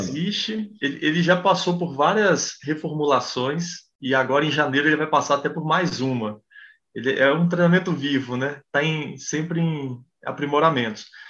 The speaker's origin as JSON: {"language": "Portuguese", "country": "Brazil", "said": "eu sou brasileiro"}